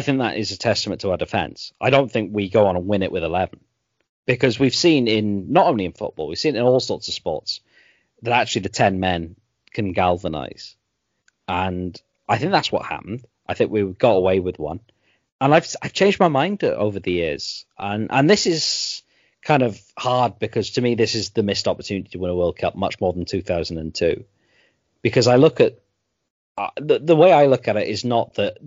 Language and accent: English; England, United Kingdom